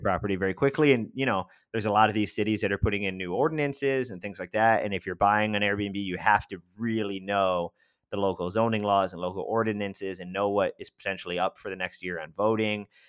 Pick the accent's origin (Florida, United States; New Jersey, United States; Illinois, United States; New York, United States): New York, United States; Rochester; moved away as an adult; also born or lived in Washington, D.C.; now in Tampa, United States; I'm from Western New York in, in Rochester, and that's where I grew up